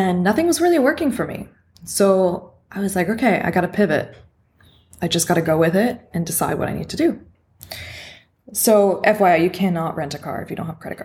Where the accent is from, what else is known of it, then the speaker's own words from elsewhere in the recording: Canada; moved away as an adult; now in Mexico; I'm originally from Canada